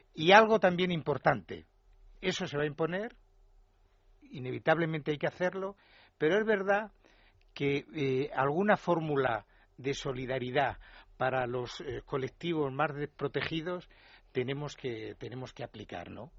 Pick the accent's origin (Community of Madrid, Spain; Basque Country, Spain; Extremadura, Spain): Extremadura, Spain; Yo soy extremeño